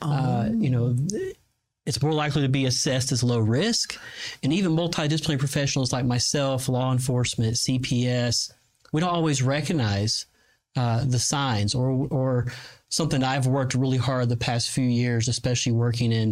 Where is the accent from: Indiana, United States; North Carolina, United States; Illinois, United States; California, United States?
North Carolina, United States; the mountains near the Tennessee border; moved away as an adult; also born or lived in Quantico, Virginia; now in Fort Bliss, United States; I'm from North Carolina, the mountains near the Tennessee border